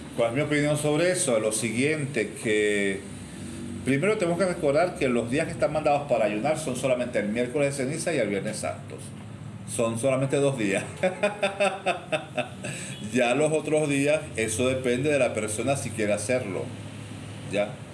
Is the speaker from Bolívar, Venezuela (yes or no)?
no; Cumaná, Sucre, Venezuela; yo soy cubano y yo toda la vida en Cumaná